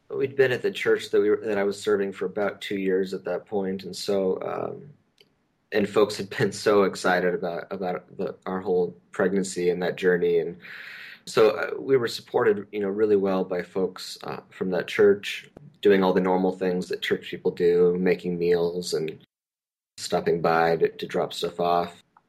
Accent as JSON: {"language": "English", "region": "Pacific Northwest", "country": "United States", "tie": "born or raised there", "also_born_or_lived": "southern Idaho / Princeton, New Jersey / Decatur, Georgia", "moved": "as an adult", "lives_now": "Bay Area, United States", "said": "I grew up in the Pacific Northwest"}